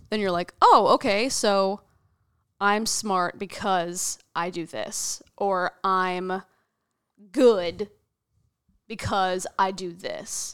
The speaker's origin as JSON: {"language": "English", "town": "Wichita", "region": "Kansas", "country": "United States", "tie": "born or raised there", "moved": "as an adult", "lives_now": "New York, United States", "said": "I grew up in Wichita, Kansas"}